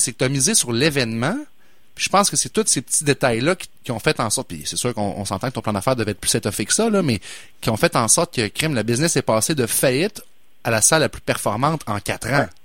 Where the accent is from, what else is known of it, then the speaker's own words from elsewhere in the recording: Quebec City, Quebec, Canada; je suis de Québec, fait que je l'ai, je l'ai vu grandir, le cinéma IMAX